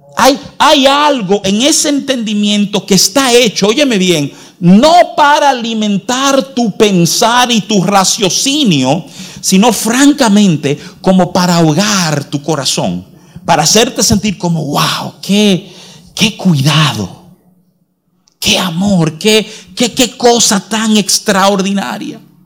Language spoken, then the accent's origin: Spanish; United States; moved away; desde muchacho, porque nos criamos en los Estados Unidos